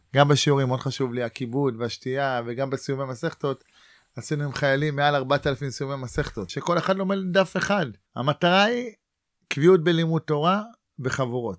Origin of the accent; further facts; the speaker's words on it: Ra'anana, Central District, Israel; moved away as an adult; also born or lived in Neve, Gaza envelope / Atzmona; ואני גדלתי ברעננה